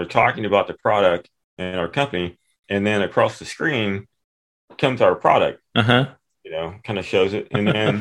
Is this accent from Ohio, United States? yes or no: no; Arkansas, United States; moved away as an adult; I'm from Arkansas